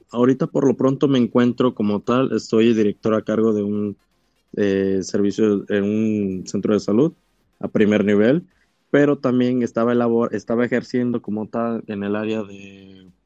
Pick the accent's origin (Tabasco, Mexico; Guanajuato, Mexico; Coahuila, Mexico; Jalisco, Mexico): Tabasco, Mexico; Emiliano Zapata; also born or lived in Quintana Roo; yo resido acá en Tabasco, soy de Emiliano Zapata.